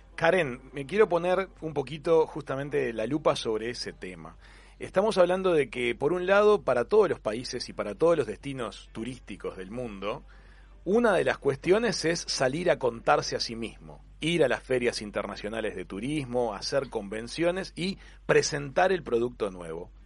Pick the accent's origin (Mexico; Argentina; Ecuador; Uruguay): Uruguay; nosotros como uruguayos